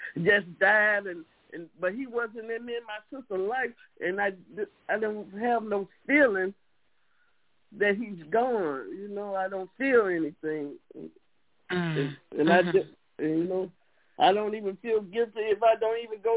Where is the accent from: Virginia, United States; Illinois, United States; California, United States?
Illinois, United States; Chicago; I'm from Chicago